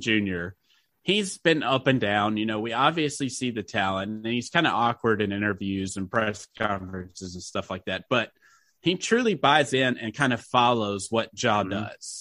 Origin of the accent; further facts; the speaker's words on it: Memphis, Tennessee, United States; we are from Memphis